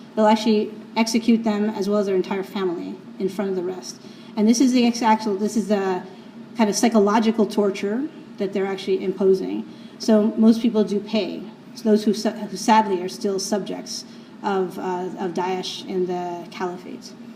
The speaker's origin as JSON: {"language": "English", "town": "New York City", "region": "New York", "country": "United States", "said": "I'm from New York City"}